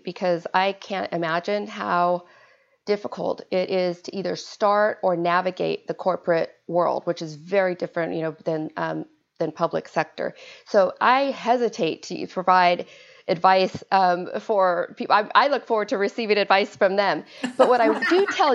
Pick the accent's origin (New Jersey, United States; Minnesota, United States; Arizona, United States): Arizona, United States; moved away; I am from Arizona, originally born and raised